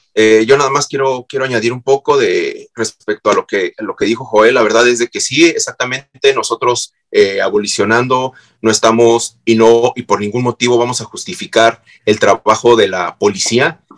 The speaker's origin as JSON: {"language": "Spanish", "country": "Mexico", "said": "yo soy mexicano"}